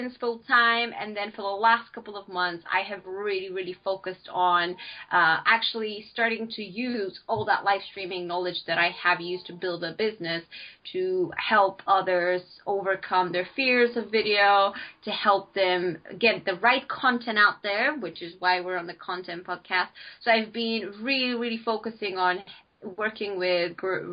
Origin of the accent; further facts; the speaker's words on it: Bulgaria; moved away as an adult; now in United Kingdom; I am originally from Bulgaria. I came to the UK to study over 6 years ago.